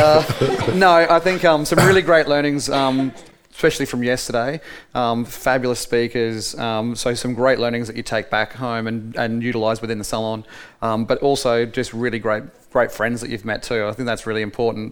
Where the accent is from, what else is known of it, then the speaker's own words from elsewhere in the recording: Brisbane, Queensland, Australia; my hometown